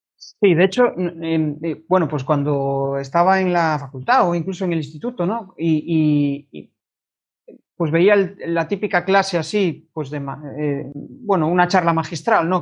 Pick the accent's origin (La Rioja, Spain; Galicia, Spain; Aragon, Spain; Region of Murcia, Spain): Galicia, Spain; Vigo; yo soy de Vigo, mis clientes son todos de fuera de Vigo